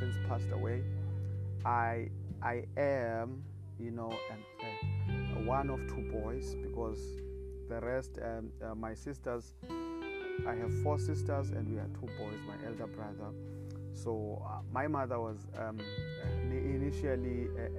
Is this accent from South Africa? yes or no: yes; South Africa; I come from South Africa